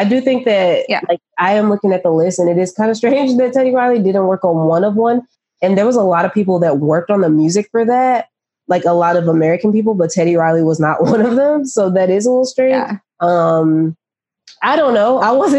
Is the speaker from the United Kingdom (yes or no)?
yes; England, United Kingdom; But I'm English.